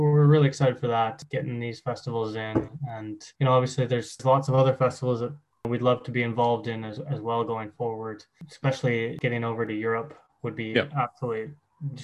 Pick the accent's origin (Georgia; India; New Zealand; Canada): Canada; now in United Kingdom; being Canadian